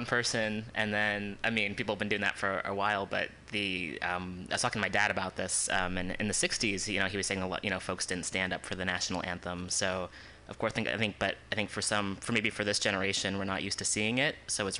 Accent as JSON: {"language": "English", "country": "United States", "tie": "born or raised there", "said": "growing up in the States"}